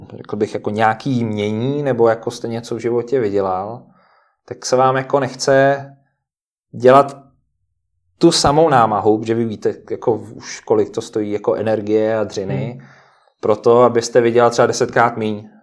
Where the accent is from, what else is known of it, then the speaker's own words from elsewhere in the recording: Moravia, Czechia; moved away as an adult; also born or lived in United Kingdom; now in Czech Republic; já jsem vlastně jako z Moravy původem